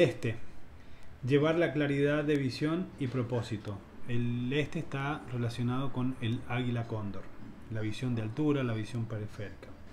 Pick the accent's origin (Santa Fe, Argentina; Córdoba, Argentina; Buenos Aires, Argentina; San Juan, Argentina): San Juan, Argentina; la palabra cumpa en mi, en mi adolescencia en San Juan era como bastante despectivo